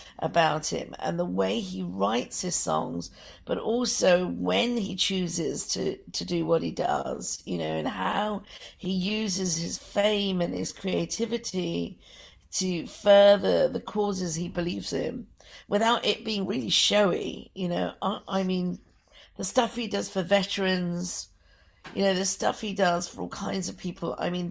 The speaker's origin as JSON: {"language": "English", "region": "London", "country": "United Kingdom", "tie": "born or raised there", "said": "that for someone like me growing up in Britain, I mean, we had a lot of racism in London."}